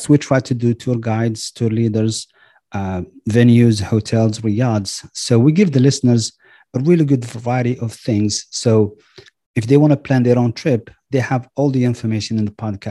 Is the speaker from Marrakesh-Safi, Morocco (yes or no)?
yes; Marrakesh, Marrakesh-Safi, Morocco; moved away as an adult; now in Richmond, United States; I'm originally from Morocco. I was born and raised in the imperial city of Marrakesh. And I came to the US in 95